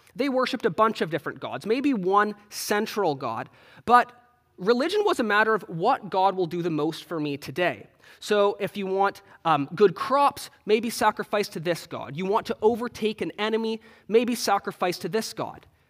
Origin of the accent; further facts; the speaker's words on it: Canada; moved away; I'm Canadian